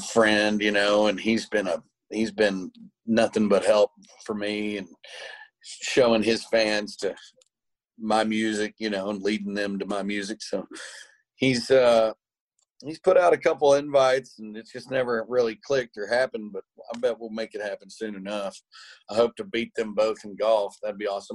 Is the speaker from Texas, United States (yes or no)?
yes; Tyler, Texas, United States; I bought this house that I grew up in Tyler now